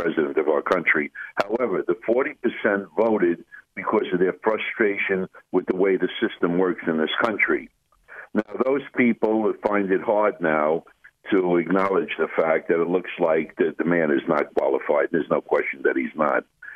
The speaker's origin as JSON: {"language": "English", "country": "United States", "said": "we as American people"}